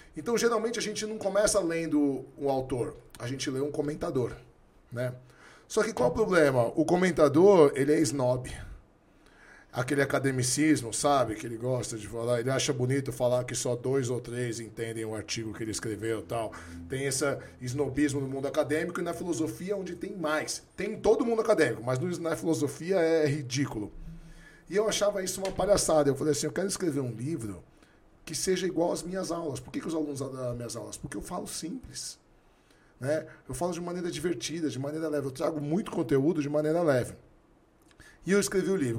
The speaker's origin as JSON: {"language": "Portuguese", "region": "São Paulo", "country": "Brazil", "tie": "born or raised there", "also_born_or_lived": "Santos", "said": "A gente foi criado até 10, 12 anos no Bexiga, fomos embora para Santos"}